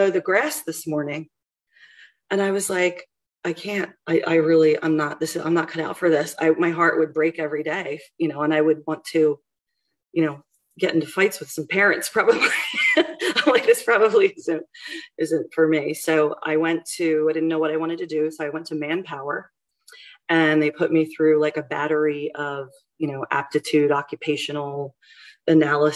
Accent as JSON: {"language": "English", "town": "Collegeville", "region": "Pennsylvania", "country": "United States", "tie": "born or raised there", "also_born_or_lived": "Kutztown, Pennsylvania", "moved": "as an adult", "lives_now": "Douglasville, United States", "said": "I grew up in Montgomery County, like Collegeville area"}